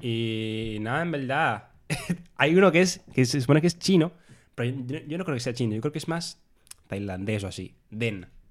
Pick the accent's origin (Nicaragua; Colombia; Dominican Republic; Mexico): Dominican Republic; accent: Dominican; now in Spain; nuestro acento, nuestra forma de hablar, es la más peculiar de Latinoamérica